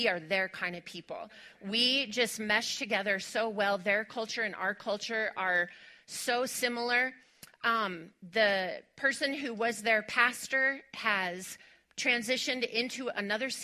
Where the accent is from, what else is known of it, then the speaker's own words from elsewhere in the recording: West Texas, United States; moved away; I am originally from West Texas